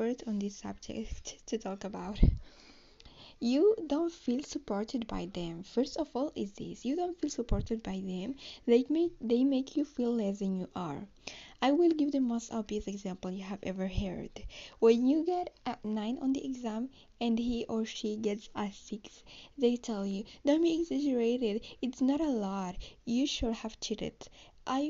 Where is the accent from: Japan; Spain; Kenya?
Spain; English is a second language; I'm from Spain, so I'm trying to pronounce the best I can, and because I'm not so good in English.